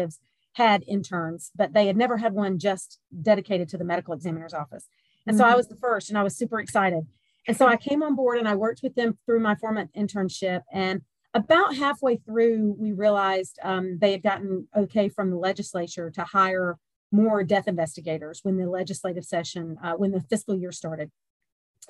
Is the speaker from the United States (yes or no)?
yes; the South, Georgia, United States; also born or lived in Pennsylvania; I am a warm weather bird, born and raised in the South. And so I came back home.